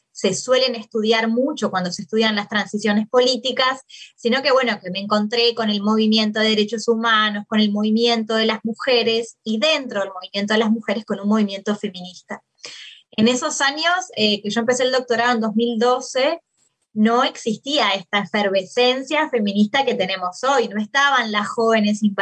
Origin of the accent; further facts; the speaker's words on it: Maldonado, Uruguay; moved away as an adult; also born or lived in Montevideo, Uruguay / Argentina; eh, soy uruguaya, nací en Uruguay, en una ciudad en, Maldonado, no, la, no en la capital. Nací en la década del 80